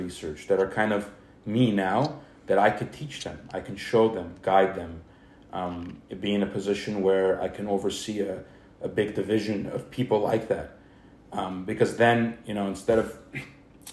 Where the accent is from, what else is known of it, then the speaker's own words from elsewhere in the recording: Glendale, California, United States; I grew up in Glendale. I grew up here